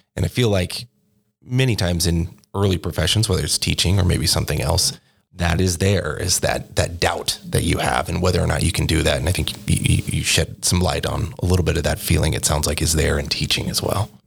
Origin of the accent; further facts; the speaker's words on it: Corvallis, Oregon, United States; moved away as an adult; also born or lived in Eugene, Oregon; now in New Mexico, United States; I grew up in Corvallis Oregon and then went over to the University of Oregon uh, in Eugene for college